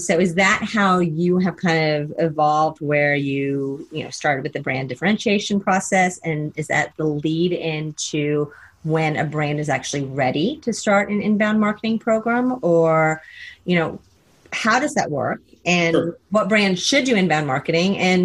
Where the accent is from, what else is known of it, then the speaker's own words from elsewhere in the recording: Texas, United States; I'm from Texas